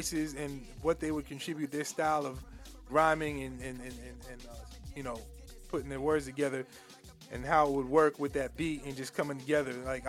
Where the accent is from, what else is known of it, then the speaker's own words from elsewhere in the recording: Uniondale, New York, United States; moved away as an adult; also born or lived in Queens, New York / North Carolina; now in Virginia, United States; Originally I was born in Queens, but I was raised in Long Island, the town of Hempstead, more specifically the hamlet of Uniondale, if anyone knows what a hamlet is. I actually grew up right across from the Nassau Coliseum.